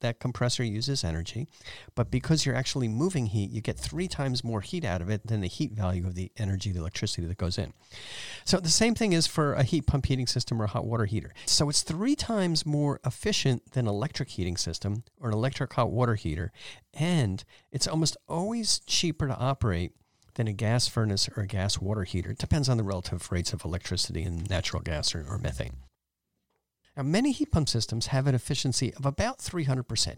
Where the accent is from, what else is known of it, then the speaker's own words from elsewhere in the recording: East Coast, United States; now in San Jose, United States; where I grew up on the East Coast